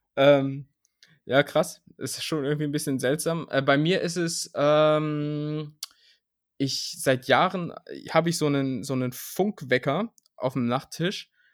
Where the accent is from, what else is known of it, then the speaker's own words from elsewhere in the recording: Lower Saxony, Germany; moved away as an adult; also born or lived in Vienna; now in Berlin, Germany; ich komme wirklich innerhalb Niedersachsens aus der Region, wo es wirklich gar keinen Dialekt gibt